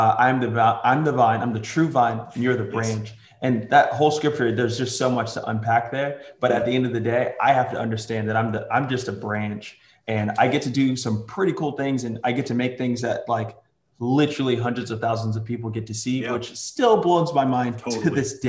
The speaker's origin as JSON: {"language": "English", "town": "New York City", "region": "New York", "country": "United States", "tie": "born or raised there", "moved": "yes", "lives_now": "Tulsa, United States", "said": "I was born in New York City, and somehow I managed to move all the way to Tulsa, Oklahoma"}